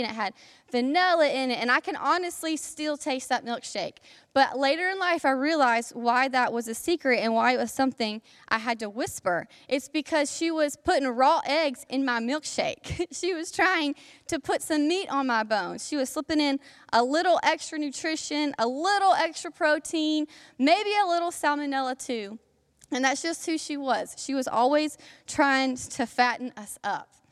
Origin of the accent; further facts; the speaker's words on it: South Alabama, United States; I am from South Alabama, okay? And all of the stereotypes that you think about when you think about Alabamians, I, I fit all those stereotypes. So that was a part of my childhood. And I am very proud of my Alabama upbringing